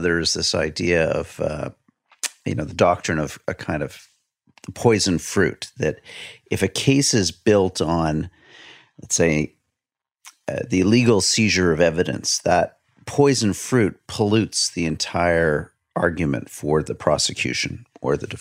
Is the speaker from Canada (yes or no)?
yes; Canada; as a Canadian, as a citizen of a country that grew out of the British Empire to independence